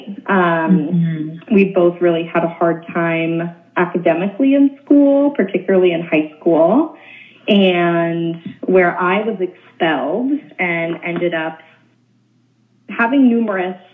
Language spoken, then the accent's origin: English; Oakland, California, United States; also born or lived in Olympia, Washington; I'm born and raised in Oakland, California